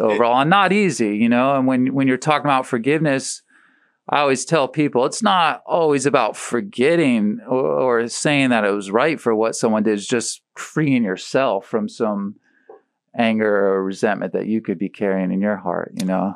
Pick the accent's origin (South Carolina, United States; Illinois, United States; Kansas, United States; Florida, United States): Florida, United States; St. Petersburg; in middle school at Riviera